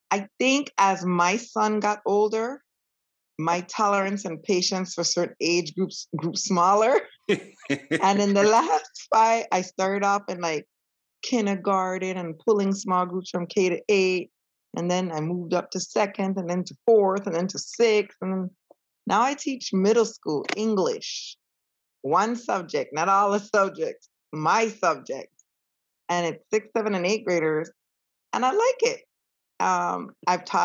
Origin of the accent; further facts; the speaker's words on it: U.S. Virgin Islands; now in Spring Hill, United States; I am originally from St. Croix, U.S., Virgin Islands, currently living in Spring Hill, Florida.